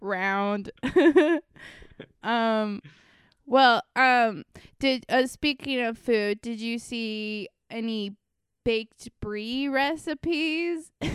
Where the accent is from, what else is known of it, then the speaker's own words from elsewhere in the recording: Florida, United States; growing up in Florida